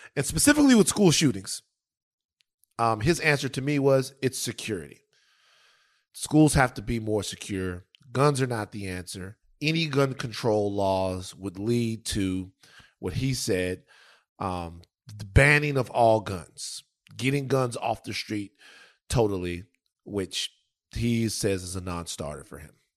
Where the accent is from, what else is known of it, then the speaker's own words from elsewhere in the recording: Baton Rouge, Louisiana, United States; I'm from the South, Louisiana, Baton Rouge. Um, number two, I grew up in a dangerous place